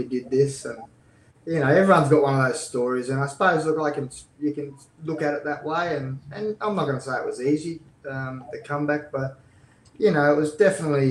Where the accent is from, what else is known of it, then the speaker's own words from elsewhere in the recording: Blackwater, Queensland, Australia; moved away; I'm a kid from Blackwater that was told I was too small as kids